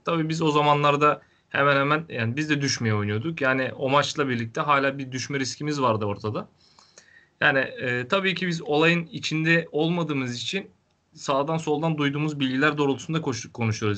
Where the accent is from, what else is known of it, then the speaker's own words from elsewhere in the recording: Denizli, Turkey; Ben Denizli'de doğmuşum, Denizli'de büyümüşüm